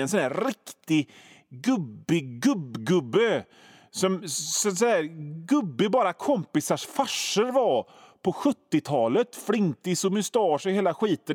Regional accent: Gothenburg, Västra Götaland, Sweden; som göteborgare

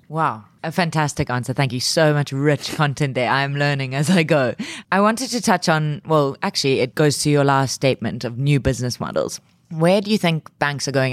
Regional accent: South Africa; being a South African myself

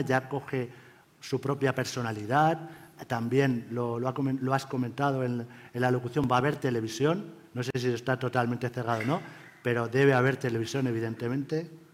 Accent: Elche, Valencian Community, Spain; yo soy de Elche

